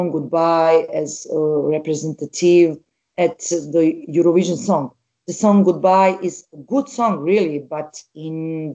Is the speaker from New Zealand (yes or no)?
no; Bosnia & Herzegovina; I'm from Bosnia and I'm a strong woman